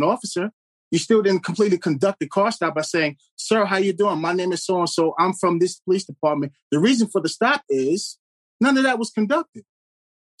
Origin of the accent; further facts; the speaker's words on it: New York, United States; moved away; I'm from New York